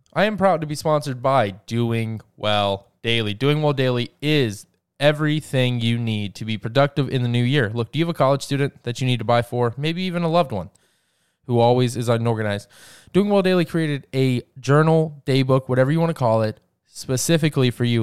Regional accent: Georgia, United States; my home state of Georgia

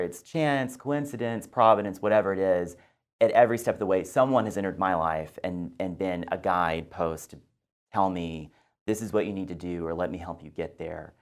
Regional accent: Texas, United States; moved away as an adult; also born or lived in Washington, D.C. / New York; Well, I grew up in Texas and I went to Texas A and M

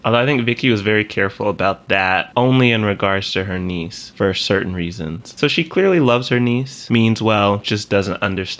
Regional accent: the South, United States; I had someone recently ask me why I didn't have a Southern accent.

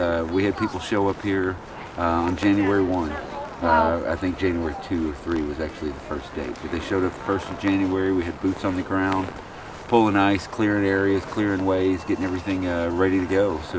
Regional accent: Dallas, Texas, United States; Dallas, Texas.

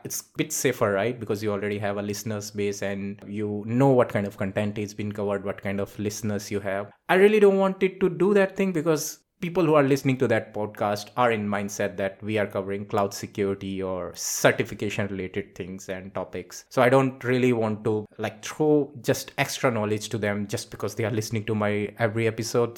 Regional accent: India; also born or lived in Singapore; now in Reading, United Kingdom; I am from India. I moved to Singapore. From Singapore, I came all the way to United Kingdom, so I am based out in U K.

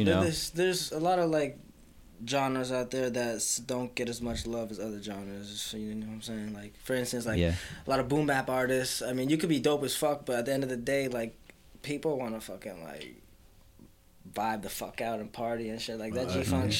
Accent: Piru, California, United States; also born or lived in Fillmore, California / North Carolina; now in Ventura, United States; I grew up in Piru and... Well, for a little while, but in like in late middle school, I fucking moved out to Fillmore. So I came up in Fillmore. I didn't come to Ventura until fucking... Like 2017

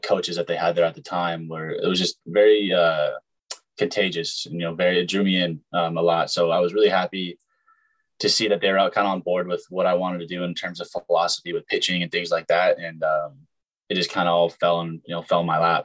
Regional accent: Southern California, United States; I grew up in Southern California

